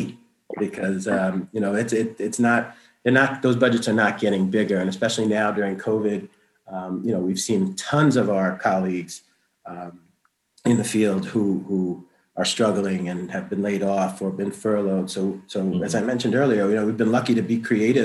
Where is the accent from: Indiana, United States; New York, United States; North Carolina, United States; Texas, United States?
New York, United States; New York City; also born or lived in Madison, New Jersey; now in Lewiston, United States; I grew up in Brooklyn, New York.